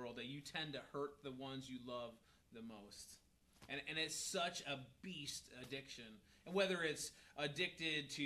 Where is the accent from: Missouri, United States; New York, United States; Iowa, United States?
New York, United States; where I grew up in New York